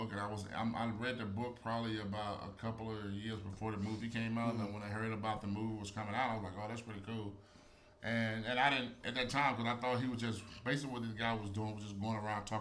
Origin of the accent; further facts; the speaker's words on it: Aliceville, Alabama, United States; moved away; my hometown, Aliceville